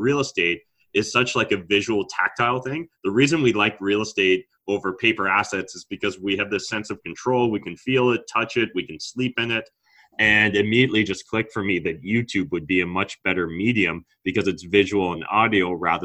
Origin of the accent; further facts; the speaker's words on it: Canada; as a Canadian